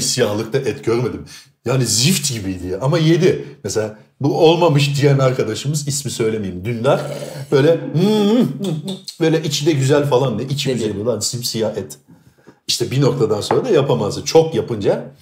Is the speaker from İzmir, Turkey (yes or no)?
yes; İzmir, Turkey; ben İzmir doğma büyüme İzmirliyim